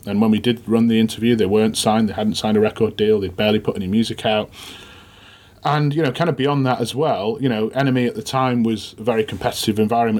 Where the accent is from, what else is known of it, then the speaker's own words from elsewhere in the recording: Sheffield, Yorkshire and the Humber, United Kingdom; I'm from Sheffield. You know, I live in Sheffield at the moment.